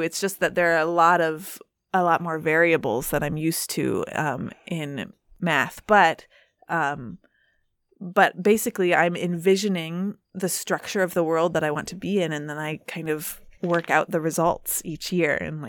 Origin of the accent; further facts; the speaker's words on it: Lincoln, Nebraska, United States; Lincoln, Nebraska, is my hometown.